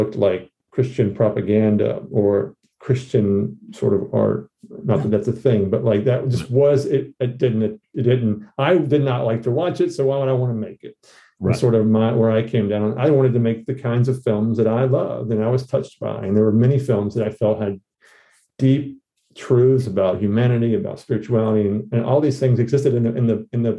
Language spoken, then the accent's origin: English; Georgia, United States; moved away as an adult; also born or lived in New York City; I'm from Georgia. So I went to school in Georgia